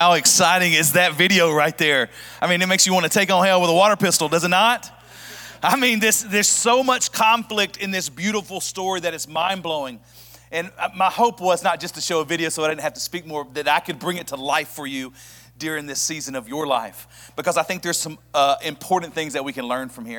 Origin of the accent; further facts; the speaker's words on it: Birmingham, Alabama, United States; moved away as an adult; now in Knoxville, United States; I'm actually from Birmingham, Alabama